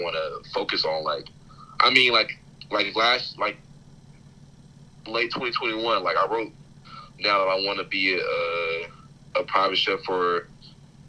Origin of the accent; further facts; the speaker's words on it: Dallas, Texas, United States; I'm from born and raised in Dallas